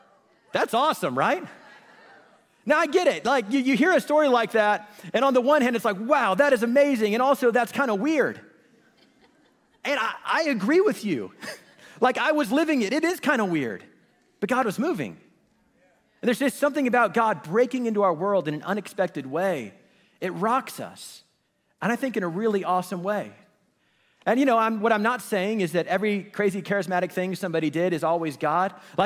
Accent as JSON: {"language": "English", "town": "Kansas City", "region": "Missouri", "country": "United States", "tie": "born or raised there", "said": "In fact, I grew up in Kansas City, and I went to this elementary school that my church operated"}